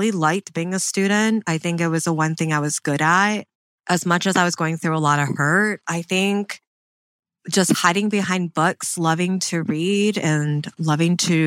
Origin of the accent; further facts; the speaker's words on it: Michigan, United States; I grew up in Michigan